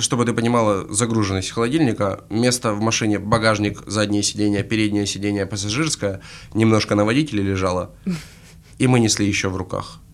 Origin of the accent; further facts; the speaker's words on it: Krasnodar, Krasnodar Krai, Russia; из Пашковки